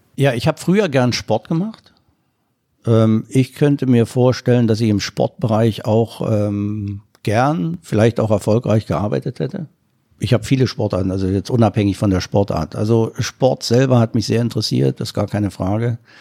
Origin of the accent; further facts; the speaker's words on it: East Germany, Germany; ich komme ja aus dem Osten